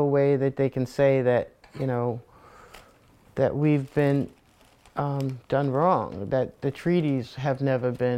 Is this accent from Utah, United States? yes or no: no; Warwick, Rhode Island, United States; growing up in Warwick